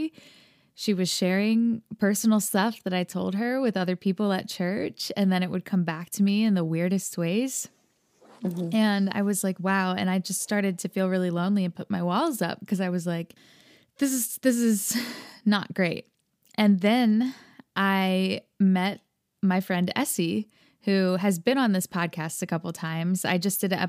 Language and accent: English; United States; I grew up here in America, if you can tell by my accent.